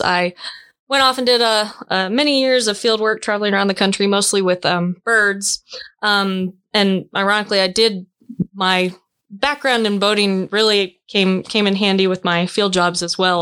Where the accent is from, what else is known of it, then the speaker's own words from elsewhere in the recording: Wilson Lake, Kansas, United States; I grew up on on Wilson Lake, which personally to me is the best lake in Kansas